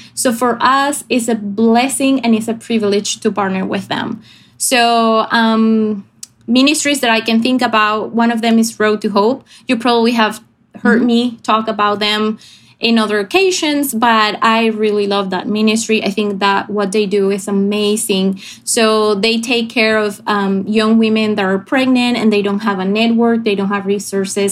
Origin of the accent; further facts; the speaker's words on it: Venezuela; moved away as an adult; I'm from Venezuela. I grew up here